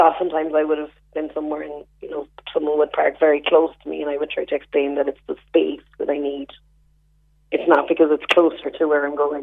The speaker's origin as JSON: {"language": "English", "area": "West Cork", "region": "Munster", "country": "Ireland", "said": "I'm from West Cork"}